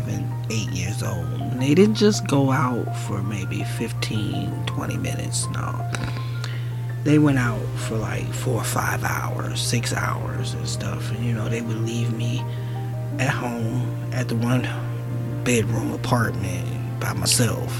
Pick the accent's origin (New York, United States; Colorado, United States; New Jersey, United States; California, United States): New Jersey, United States; Newark; I grew up in Newark, New Jersey